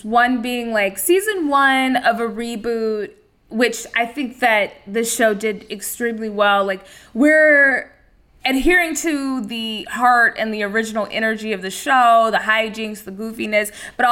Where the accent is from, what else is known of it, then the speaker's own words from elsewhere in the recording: Texas, United States; I'm from Texas, where there's a very famous food cake factory in South Texas